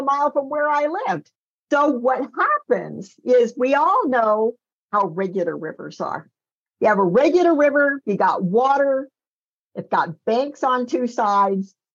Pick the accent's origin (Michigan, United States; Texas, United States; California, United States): California, United States; Northern; when I was a kid growing up in Northern California